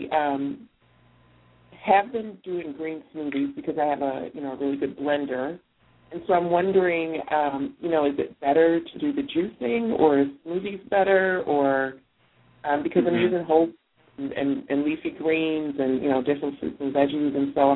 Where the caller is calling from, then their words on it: Schaumburg, Illinois, United States; I'm calling from Schaumburg, Illinois.